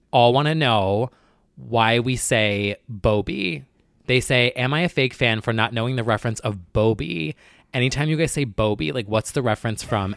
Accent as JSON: {"language": "English", "region": "New Jersey", "country": "United States", "said": "I'm from New Jersey"}